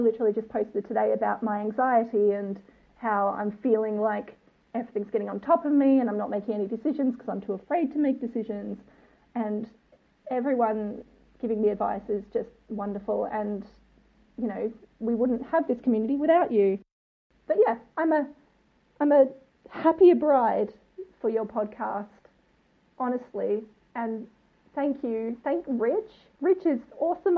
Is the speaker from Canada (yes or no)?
no; Mornington Peninsula, south of Melbourne, Victoria, Australia; accent: Australian; now in Brighton, United Kingdom; grew up on the Mornington Peninsula, south of Melbourne, and now I'm living in Brighton in the U K